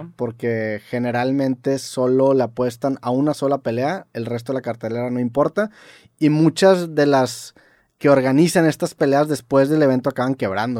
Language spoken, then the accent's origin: Spanish; Mexico; aquí en México